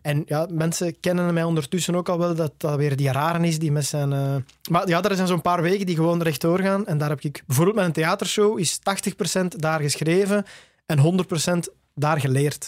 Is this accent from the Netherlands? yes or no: no; Tervuren, Flanders, Belgium; in Torp ter Vuren, waar ik opgegroeid ben